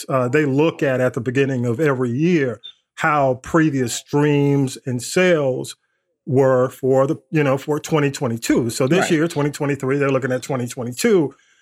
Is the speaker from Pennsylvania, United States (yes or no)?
no; Atlanta, Georgia, United States; I grew up in ATL